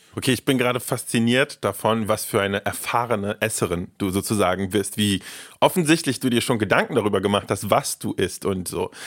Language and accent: German; Berlin, Germany; ich bin zwar nicht in Berlin geboren, aber auf jeden Fall aufgewachsen und zwar in Tempelhof-Schöneberg